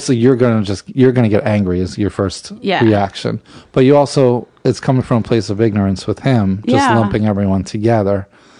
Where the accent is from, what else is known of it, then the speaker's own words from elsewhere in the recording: New York, United States; I'm in New York. I'm a New Yorker.